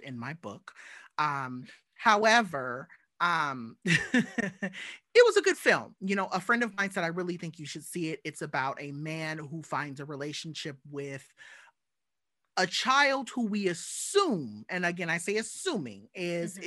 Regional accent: Southern California, United States; as a little black kid growing up in SoCal

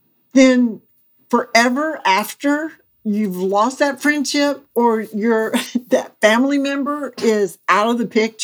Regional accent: Mississippi, United States; also born or lived in Alabama / Georgia / Florida; now in North Carolina, United States; Yes, I tell people I'm from South America, meaning I lived in, born and raised in Mississippi, then I lived in Alabama, and then Georgia, and then Florida.

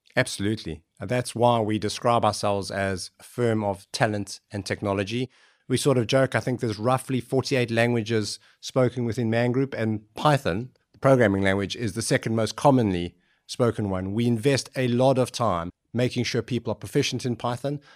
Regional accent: South Africa; moved away; I grew up in South Africa

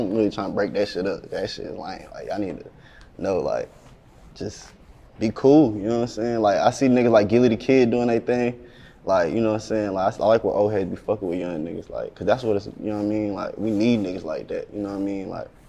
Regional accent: the South, United States; But shit, I do this because, like, I'm from the South, like, you know what I'm saying?

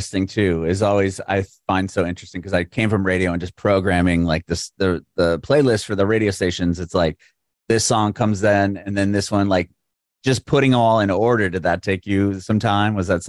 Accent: San Diego, California, United States; now in Nashville, United States; I moved to Nashville recently. I'm from San Diego.

